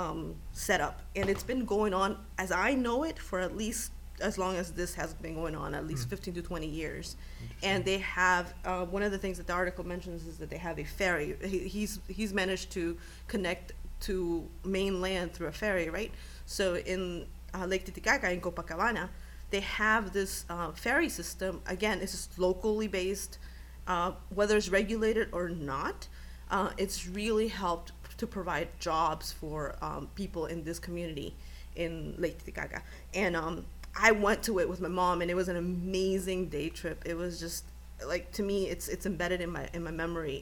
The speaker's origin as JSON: {"language": "English", "country": "Bolivia", "moved": "yes", "said": "I am from Bolivia and I am not from this country"}